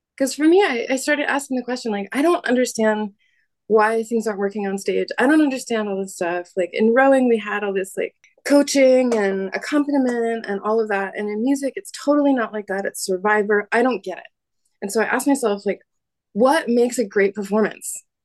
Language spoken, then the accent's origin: English; United States; now in Paris, France; I am American